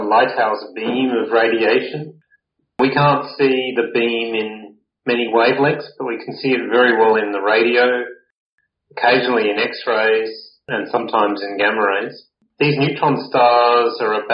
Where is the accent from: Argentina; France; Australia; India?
Australia; Adelaide, South Australia; I grew up in the eastern suburbs of Adelaide.